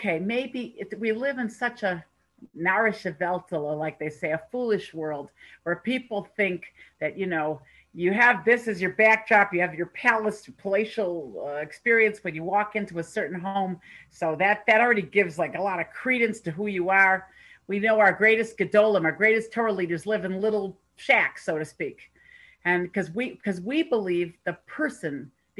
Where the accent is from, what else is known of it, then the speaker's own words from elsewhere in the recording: United States; now in Toronto, Canada; I'm living here in Toronto, but I am an American